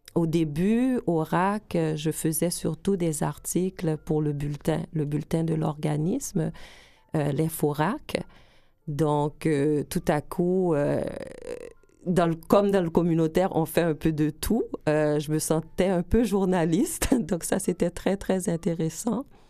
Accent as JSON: {"language": "French", "town": "Edmundston", "region": "New Brunswick", "country": "Canada", "tie": "born or raised there", "also_born_or_lived": "Gonaïves, Haiti / Port-au-Prince, Haiti / United States", "moved": "as an adult", "lives_now": "Montreal, Canada", "said": "J'ai vécu là euh, de 8 ans à 18 ans au Nouveau-Brunswick. J'ai fait mes études, j'ai terminé mon secondaire"}